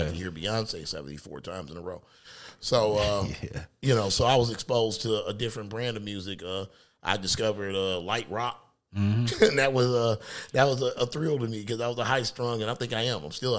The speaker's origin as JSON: {"language": "English", "town": "Detroit", "region": "Michigan", "country": "United States", "tie": "born or raised there", "said": "after I moved from Detroit, I moved to Lansing, Michigan. It was like a culture shock to go from the neighborhood and the hood of Detroit and hearing what was on the radio in Detroit"}